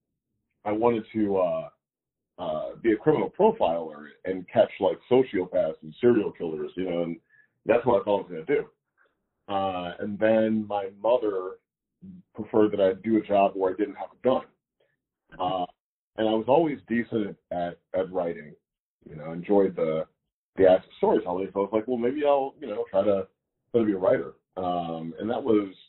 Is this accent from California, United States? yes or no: no; Missouri, United States; moved away as an adult; also born or lived in New York; I'm from Missouri